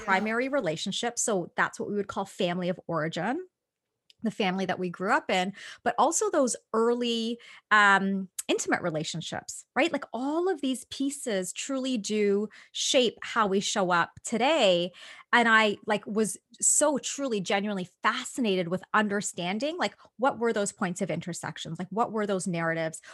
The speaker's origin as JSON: {"language": "English", "town": "Toronto", "region": "Ontario", "country": "Canada", "tie": "born or raised there", "said": "I'm Canadian. So, I pretty much grew up in Toronto."}